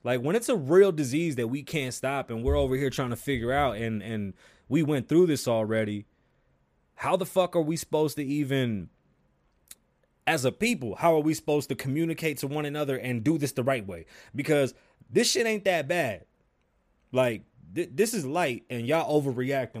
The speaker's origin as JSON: {"language": "English", "town": "New York City", "region": "New York", "country": "United States", "tie": "born or raised there", "said": "I'm from the Bronx, New York, if you didn't know. I was born on the South Side, one hundred eighty from Hughes."}